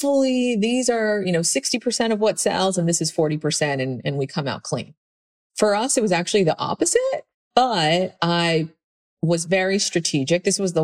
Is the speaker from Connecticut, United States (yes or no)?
no; Pennsylvania, United States; moved away; I was this girl from Pennsylvania